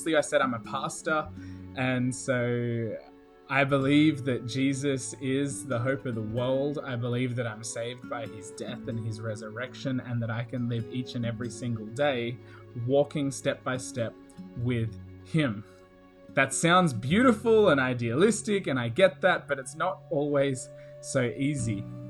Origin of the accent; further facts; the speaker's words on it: Australia; now in Riverside, United States; as you can hear from my accent and from my voice, I don't actually come from America at all. I have just moved here, actually, from Queensland, Australia